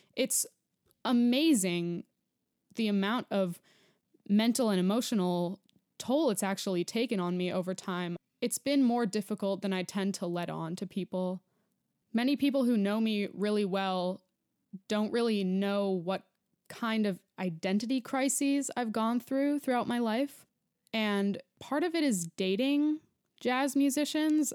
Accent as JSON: {"language": "English", "region": "New York", "country": "United States", "tie": "born or raised there", "moved": "as an adult", "lives_now": "Denver, United States", "said": "I'm a New Yorker, born and raised"}